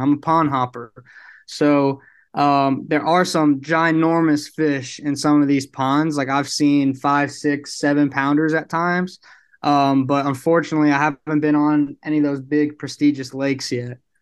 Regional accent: New York City, New York, United States; moved away as an adult; now in Houston, United States; I'm actually from Brooklyn, New York, so I'm not too far from P A.

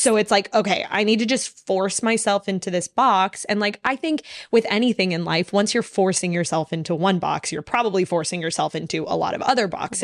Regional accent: Dallas, Texas, United States; I'm from Dallas

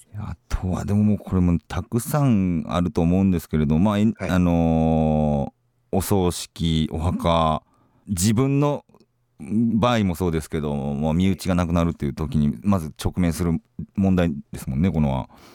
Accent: Kansai, Osaka, Japan; now in Tokyo, Japan; 僕そのまあ、大阪が関西出身なんですけど

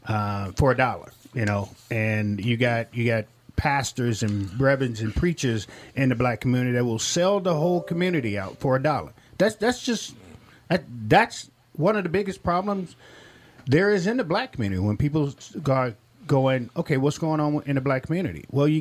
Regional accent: Millington, Tennessee, United States; So I grew up on Marine Corps bases. And one of the things, now this is 19—think about it, 1970, Memphis, Tennessee. Millington, Tennessee, down south.

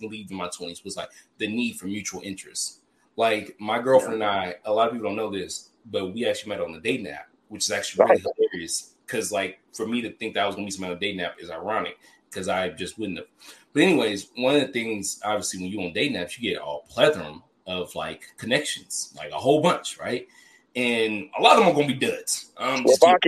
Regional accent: Memphis, Tennessee, United States; I'm from Memphis

